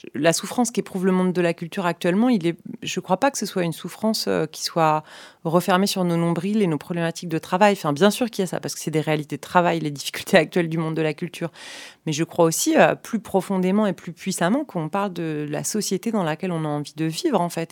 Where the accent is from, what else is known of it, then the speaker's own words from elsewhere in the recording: about 30 km from Niort, Nouvelle-Aquitaine, France; la scène nationale de Niort, euh, la ville qui est à une trentaine de kilomètres de là où j'ai grandi